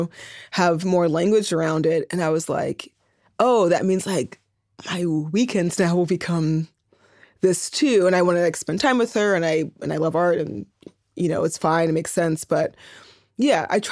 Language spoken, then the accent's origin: English; Oakland, California, United States; moved away as an adult; also born or lived in Berkeley / New York; the Bay Area, I grew up in Oakland and Berkeley